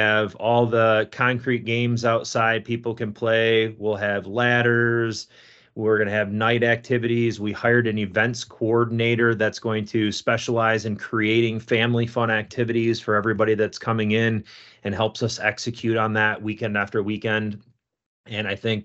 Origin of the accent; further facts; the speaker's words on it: East Coast, United States; moved away as an adult; now in Grand Haven, United States; I grew up on the East Coast, and my wife drug me out to the West Coast